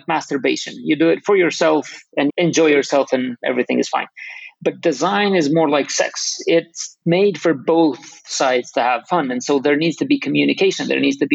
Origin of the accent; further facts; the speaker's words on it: Kosovo; I'm from Kosovo, a tiny country a lot of people don't know exists.